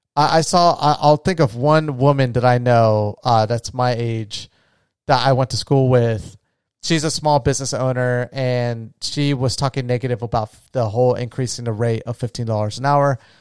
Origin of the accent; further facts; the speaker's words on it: Florida, United States; moved away; my home state of Florida